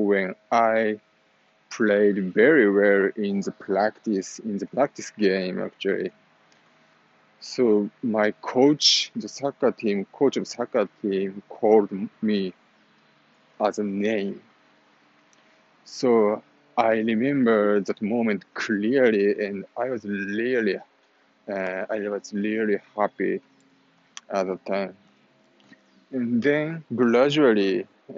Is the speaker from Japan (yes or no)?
yes; Japan; English is a second language; moved away; also born or lived in Italy; I am Japanese